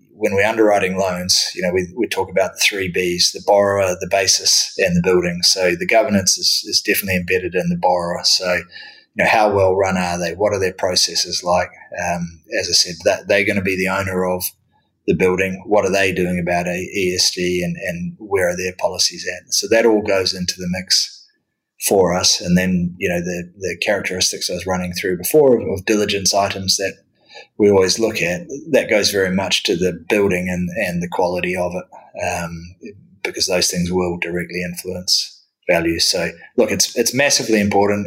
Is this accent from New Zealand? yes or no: yes; New Zealand; moved away as an adult; now in London, United Kingdom; originally in my home country of, of New Zealand. So that, that explains the accent